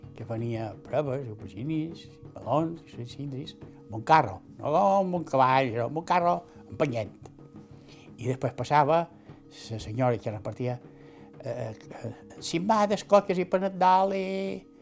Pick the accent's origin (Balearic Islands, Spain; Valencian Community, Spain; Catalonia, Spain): Balearic Islands, Spain; Palma; moved away as an adult; now in S'Arenal, Spain; Vaig néixer a Palma.